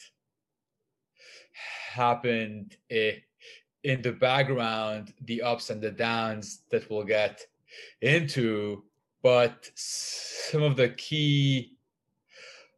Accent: Lebanon; I grew up in Lebanon

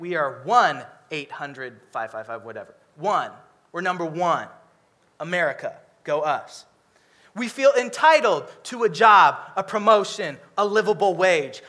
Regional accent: Seattle, Washington, United States; I'm from Seattle

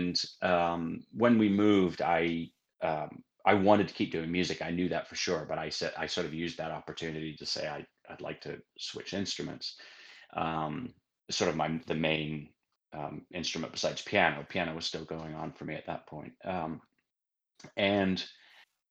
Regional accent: Sheffield, Yorkshire and the Humber, United Kingdom; also born or lived in Cincinnati, Ohio; now in Austin, United States; I was born in England, in Sheffield, England, and started doing various musical things at quite an early age

